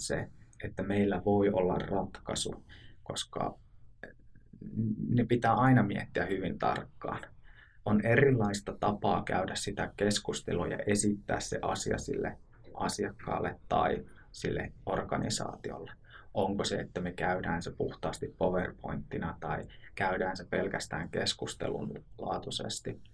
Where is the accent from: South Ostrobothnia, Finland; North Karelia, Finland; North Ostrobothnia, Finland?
North Ostrobothnia, Finland; Oulu; moved away as an adult; now in Southern Finland, Finland; Olen alun perin Oulusta kotoisin